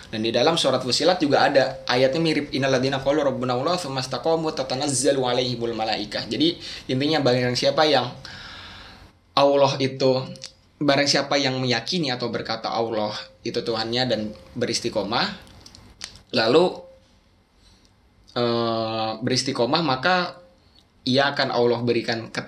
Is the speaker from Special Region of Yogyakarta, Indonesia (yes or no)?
yes; Special Region of Yogyakarta, Indonesia; di kampung saya bahkan di dekat Gunung Kidul itu yang mengaku agamanya apa saya Islam kejawen dengan uh, dengan PD-nya gitu